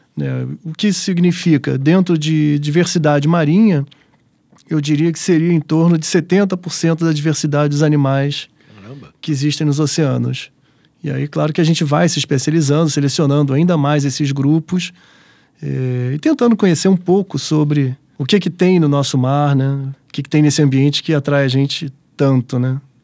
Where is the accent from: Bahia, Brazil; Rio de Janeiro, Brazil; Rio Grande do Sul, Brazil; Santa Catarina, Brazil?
Rio de Janeiro, Brazil; Eu sou carioca